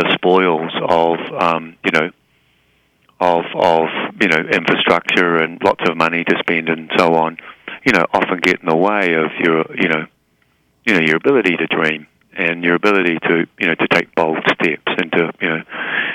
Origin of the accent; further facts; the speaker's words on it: New Zealand; moved away; it's a very defining characteristic of being a New Zealander. Mm-hmm. And, you know, and I'm, you know, very proud of, you know, the country that, you know, that I come from